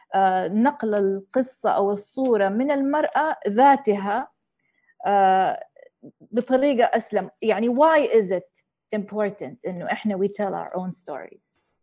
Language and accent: Arabic; Saudi Arabia; moved away; also born or lived in United States; والدتي أجنبية وتربية السعودية وعشت في أمريكا